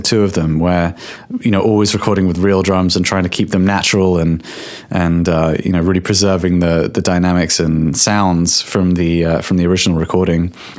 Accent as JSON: {"language": "English", "region": "England", "country": "United Kingdom", "said": "I should add, I'm from England."}